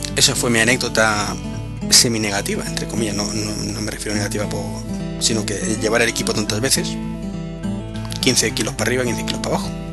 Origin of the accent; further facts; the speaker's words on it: Madrid, Community of Madrid, Spain; yo soy de Madrid